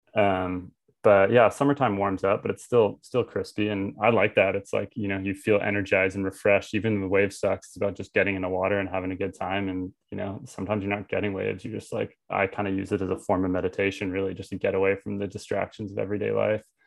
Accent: Vancouver, British Columbia, Canada; also born or lived in United States; now in Tofino, Canada; I grew up in Vancouver

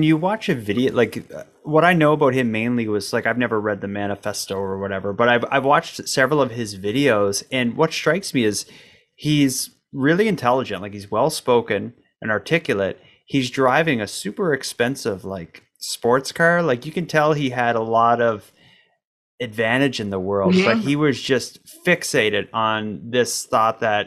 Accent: Canada; as a Canadian

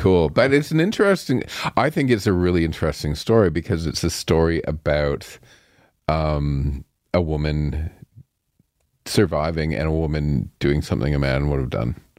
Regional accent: Ontario, Canada; I'm from Ontario

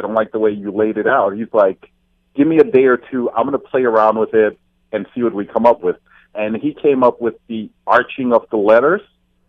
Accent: Fort Lauderdale, Florida, United States; moved away as an adult; now in Hamilton, Canada; I'm from Fort Lauderdale, Florida.

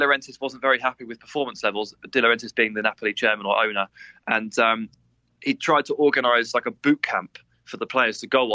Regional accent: England, United Kingdom; as an Englishman

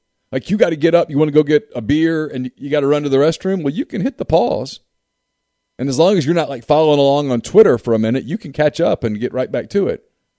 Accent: Ruston, Louisiana, United States; When I was a kid growing up in Ruston, Louisiana

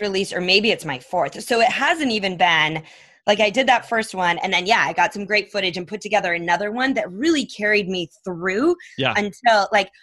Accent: Minnesota, United States; moved away; also born or lived in Phoenix; I grew up in Minnesota

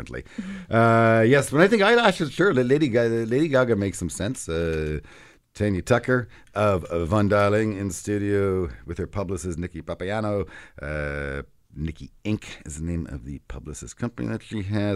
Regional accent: Canada; as a Canadian

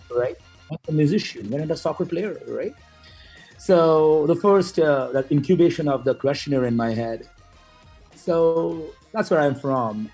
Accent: Kolkata, West Bengal, India; moved away; i'm originally from uh, india and uh, traveled uh, in various cities within india mainly from a city named uh, calcutta

